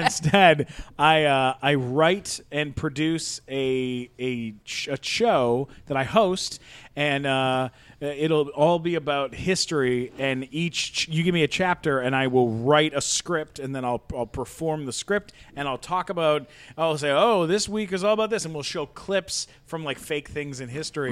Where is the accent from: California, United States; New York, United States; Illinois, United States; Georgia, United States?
California, United States; San Diego; I grew up in San Diego.